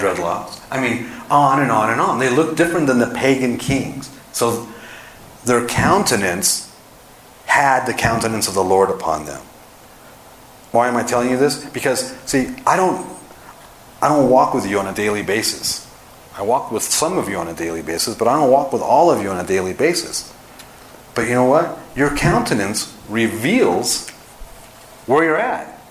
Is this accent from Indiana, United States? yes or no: no; Los Angeles, California, United States; moved away as an adult; also born or lived in Dallas, Texas; now in Park City, United States; I'm from Los Angeles, but I just spent 18 years in Dallas